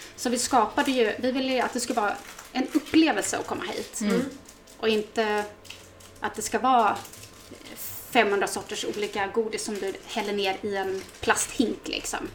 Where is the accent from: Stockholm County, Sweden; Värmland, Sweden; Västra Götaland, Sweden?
Stockholm County, Sweden; Vaxholm; also born or lived in Solna; jag är ju mm, född och uppväxt ute på eh, Resare, ute på Överbyn, Badviken